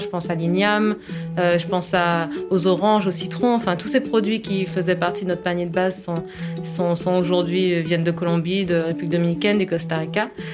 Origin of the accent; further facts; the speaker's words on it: Martinique; en tant que Martiniquais